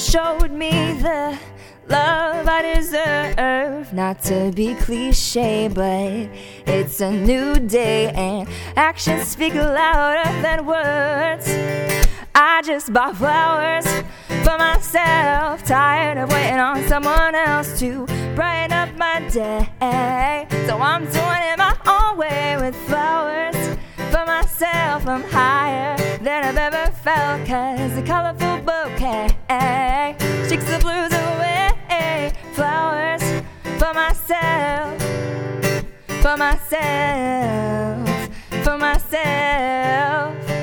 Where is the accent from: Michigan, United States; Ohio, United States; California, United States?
Ohio, United States; Cincinnati; also born or lived in Worcester, Massachusetts; now in Nashville, United States; born and raised in Cincinnati, Midwestern gal at heart